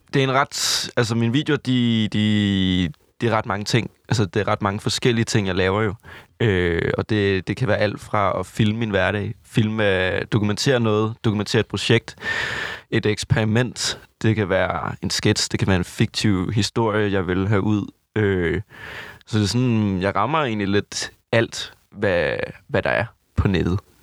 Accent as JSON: {"language": "Danish", "area": "Southern Jutland", "region": "Southern Denmark", "country": "Denmark", "said": "Jeg er fra Vøgens, lille Sønderjylland"}